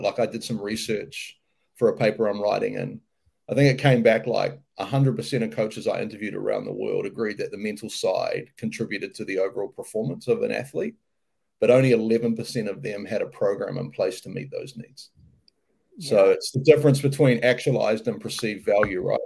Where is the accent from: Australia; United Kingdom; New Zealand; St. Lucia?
New Zealand; moved away as an adult; also born or lived in United States; I'm a New Zealander, so uh, you know, born and bred in New Zealand.